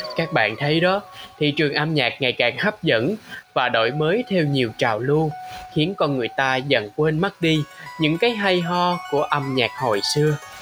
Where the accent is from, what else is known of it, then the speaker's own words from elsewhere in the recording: Đồng Tháp, Vietnam; moved away; also born or lived in Ho Chi Minh City; quê tôi á thì có hò đồng tháp trứ danh